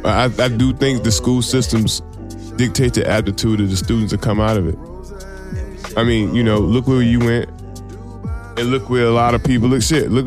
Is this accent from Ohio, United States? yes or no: no; Washington, District of Columbia, United States; I grew up in Southeast DC.